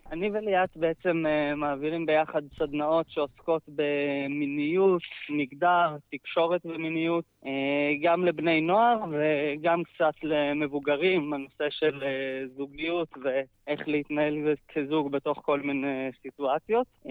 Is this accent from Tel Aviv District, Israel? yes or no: no; Ein Dor, Northern District, Israel; גר בקיבוץ עין-דור, uh, פחות או יותר כל חיי, נולדתי שם, חוץ מגיחות קטנות החוצה ללימודים, uh, גרתי שם כל החיים